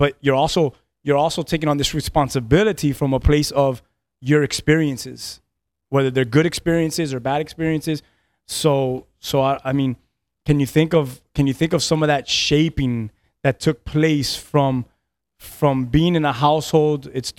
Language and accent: English; Key West, Florida, United States; And I was born in Key West, and I think my dad started living in Key West when he was 12 years old from Cuba. My mom was born in Key West, and so my whole family, my cousins, everyone.